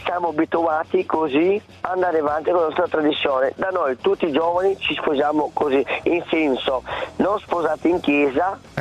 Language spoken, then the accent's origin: Italian; Italy; io sono nato in Italia, i miei genitori sono italiani nati qua.